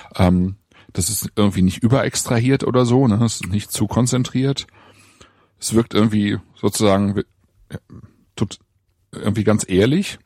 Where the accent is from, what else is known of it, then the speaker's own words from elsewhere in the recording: Germany; bei uns in Deutschland